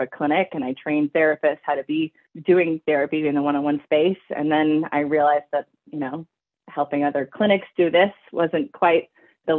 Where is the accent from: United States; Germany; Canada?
Canada; Vancouver Island, British Columbia; I grew up on Vancouver Island in British Columbia, Canada